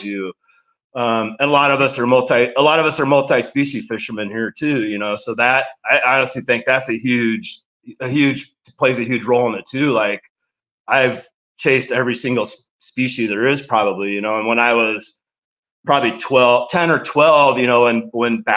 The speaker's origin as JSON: {"language": "English", "region": "Nebraska", "country": "United States", "tie": "born or raised there", "said": "growing up in Nebraska"}